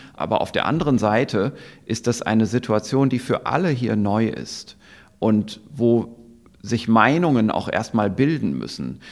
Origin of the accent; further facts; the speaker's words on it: Germany; bei uns in Deutschland